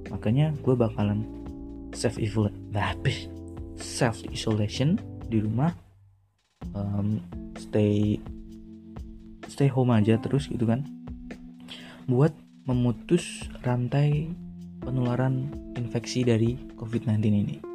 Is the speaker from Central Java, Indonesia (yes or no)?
yes; Salatiga, Central Java, Indonesia; di mana mana pokoknya yang merantau lah di luar daerah gue hometown gue di Salatiga gitu